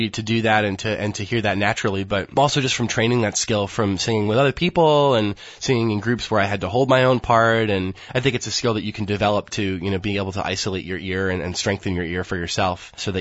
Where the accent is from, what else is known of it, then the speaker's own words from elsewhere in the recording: Ithaca, New York, United States; moved away as an adult; now in Los Angeles, United States; I'm originally from upstate New York, a little town called Ithaca in the middle of nowhere